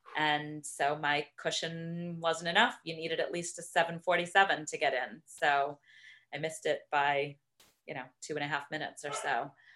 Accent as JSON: {"language": "English", "town": "Boston", "region": "Massachusetts", "country": "United States", "tie": "born or raised there", "moved": "as an adult", "lives_now": "Middlebury, Connecticut, United States", "said": "growing up in Boston and going to the marathon every year"}